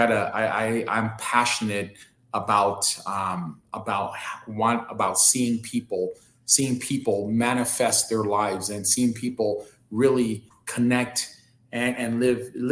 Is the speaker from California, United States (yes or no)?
yes; Los Angeles, California, United States; being born and raised in South Central